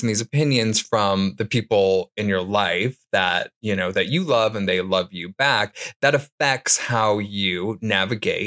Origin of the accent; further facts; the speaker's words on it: Detroit, Michigan, United States; I grew up in Detroit, Michigan